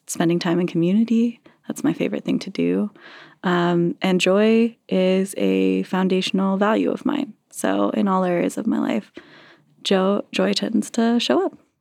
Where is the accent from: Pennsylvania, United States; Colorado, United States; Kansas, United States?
Colorado, United States; Castle Rock; also born or lived in Sedalia, Colorado / Larkspur, Colorado; I grew up in Casa Rock and Sedalia and Larkspur.